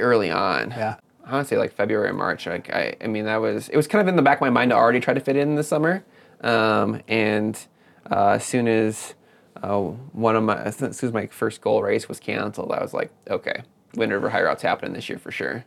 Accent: Madison, Wisconsin, United States; moved away; i grew up in southern wisconsin in the madison area

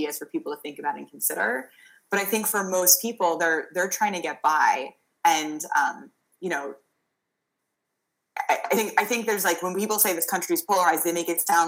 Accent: New York, United States; now in Massachusetts, United States; I'm originally from New York

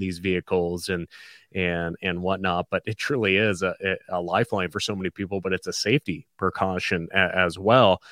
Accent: hometown of KMON 560, Montana, United States; five sixty K M O N. that's my hometown station

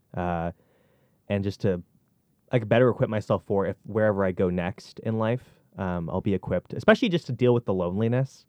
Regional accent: Argyle, Nova Scotia, Canada; I hail from Argyle, Nova Scotia

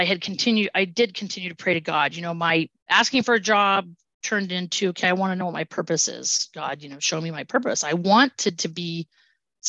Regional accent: Southern California, United States; moved away; I grew up in Southern California.

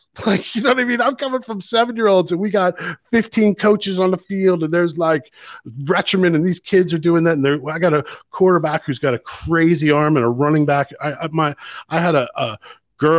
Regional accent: United States; now in Ireland; as American

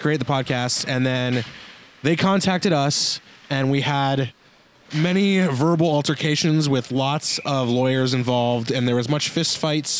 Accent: California, United States; I'm from California.

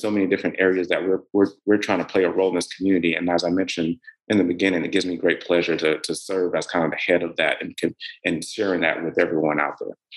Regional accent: Middle Georgia, United States; also born or lived in Atlanta, Georgia; I grew up in Middle Georgia

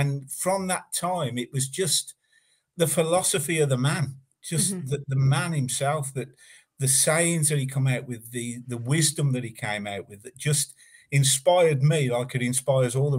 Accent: Warwick, West Midlands, United Kingdom; I'm from Warwick, which is a Midland town, not very far from Birmingham. And I was actually brought up in the country.

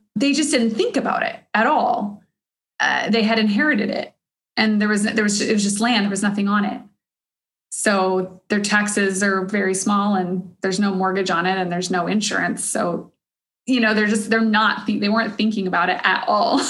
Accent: Cedar Park, Texas, United States; I grew up in Cedar Park from like fifth grade on

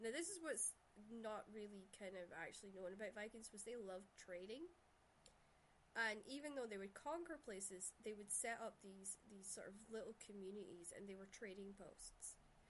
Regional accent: Shetland, Scotland, United Kingdom; Well, if you don't know me, I'm from Shetland. So I grew up with Nordic, Danish, Russian, Shetland dialect is all that, right? Plus Scottish.

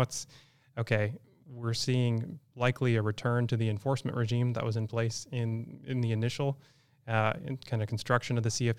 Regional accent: Iowa, United States; So coming from the community I'm from Iowa, the credit union that I ultimately started with has a really strong market penetration

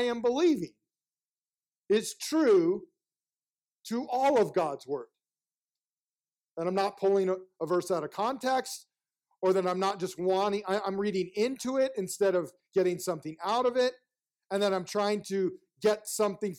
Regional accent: United States

